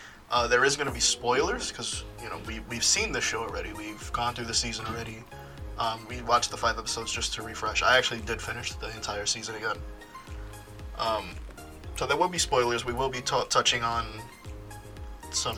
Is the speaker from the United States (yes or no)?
yes; United States; I'm American